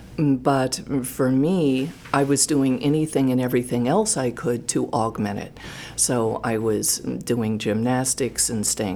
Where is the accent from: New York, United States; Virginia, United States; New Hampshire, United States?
New Hampshire, United States; Contoocook; moved away as an adult; also born or lived in Boston / Portland, Maine; I grew up in Contoocook, New Hampshire